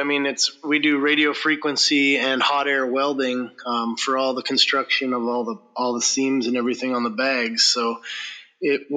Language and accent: English; North Dakota, United States; moved away as an adult; also born or lived in Montana; now in Kake, United States; I grew up in North Dakota